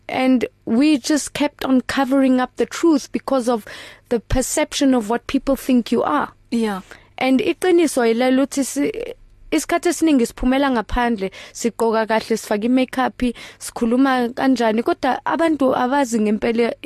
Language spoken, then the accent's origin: English; Potchefstroom, North West, South Africa; born there; I was born in Potchefstroom in the early 1980s where I was abandoned by my birth parents